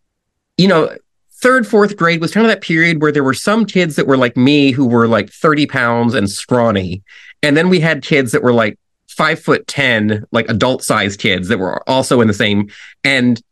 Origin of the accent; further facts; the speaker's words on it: Nebraska, United States; I grew up in Nebraska